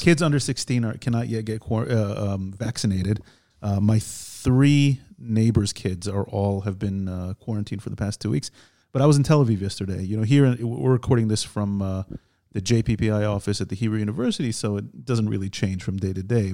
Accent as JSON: {"language": "English", "country": "United States", "tie": "born or raised there", "moved": "yes", "lives_now": "Israel", "said": "We're two Jewish guys. We grew up in America."}